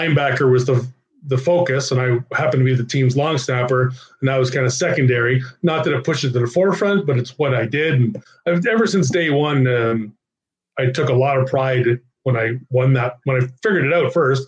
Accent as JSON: {"language": "English", "town": "Ottawa", "region": "Ontario", "country": "Canada", "tie": "born or raised there", "said": "Ottawa. I mean, it's my hometown."}